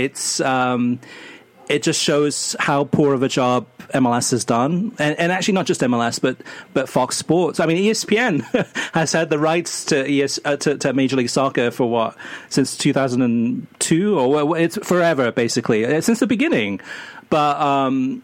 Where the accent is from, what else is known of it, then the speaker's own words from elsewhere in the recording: Wales, United Kingdom; now in United States; I'm Welsh. I was born in Wales. I'm American too.